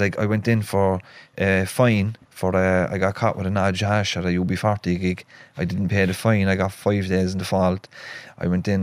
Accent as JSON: {"language": "English", "town": "Cork", "region": "Munster", "country": "Ireland", "tie": "born or raised there", "also_born_or_lived": "Dublin", "accent": "Cork", "said": "So we moved from Dublin to Cork in 1986 and I was only a few months old into a place called Knocknaheeny, which is on the northwest of Cork City."}